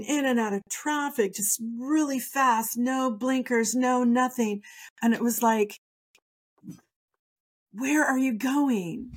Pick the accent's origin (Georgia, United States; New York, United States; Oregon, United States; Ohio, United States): Oregon, United States; now in California, United States; I'm from Oregon